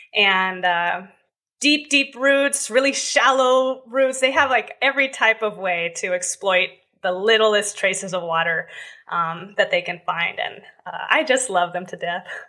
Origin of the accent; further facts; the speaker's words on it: Southern California, United States; I grew up in Southern California